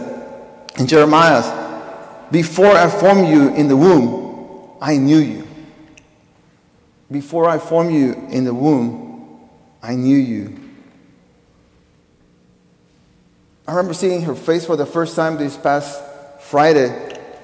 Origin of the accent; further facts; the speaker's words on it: Peru; moved away; I was born in Peru